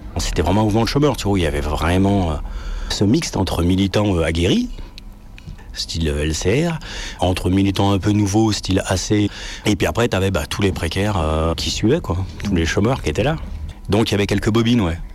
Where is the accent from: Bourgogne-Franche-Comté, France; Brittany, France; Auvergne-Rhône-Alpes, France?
Auvergne-Rhône-Alpes, France; Lyon; Je suis né à Lyon, centre Mais après, j'ai habité en banlieue, en fait, pendant 20 ans. Et après, je suis revenu habiter à Lyon